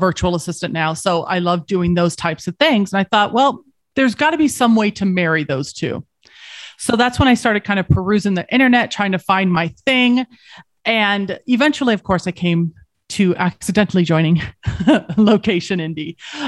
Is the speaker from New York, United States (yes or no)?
no; Colorado, United States; So I grew up in Colorado and I didn't. I'm a SoCal girl.